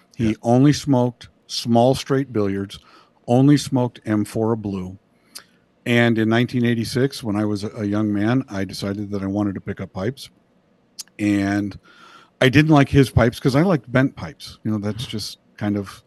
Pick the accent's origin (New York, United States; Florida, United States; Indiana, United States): Indiana, United States; now in Moore, United States; I grew up in Indiana and escaped as quickly as I could.